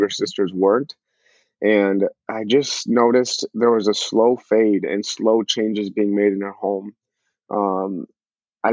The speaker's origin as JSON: {"language": "English", "town": "Eagan", "region": "Minnesota", "country": "United States", "tie": "born or raised there", "said": "So I grew up in Eagan, Minnesota specifically. So born and raised Eagan, all I've known is Minnesota my whole life."}